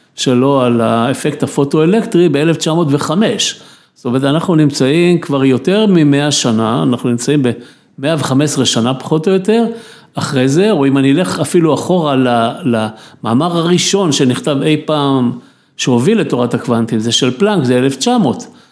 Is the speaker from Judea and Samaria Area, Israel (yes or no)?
no; Tel Aviv, Tel Aviv District, Israel; אני הייתי ילד בתל אביב, גדלתי בתל אביב כילד